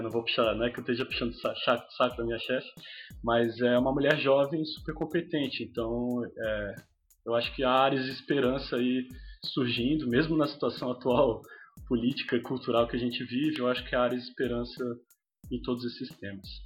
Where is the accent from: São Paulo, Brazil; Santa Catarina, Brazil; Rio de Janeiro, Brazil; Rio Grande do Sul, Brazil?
Santa Catarina, Brazil; Florianópolis; eu sou de, de Florianópolis, na verdade, é da região metropolitana.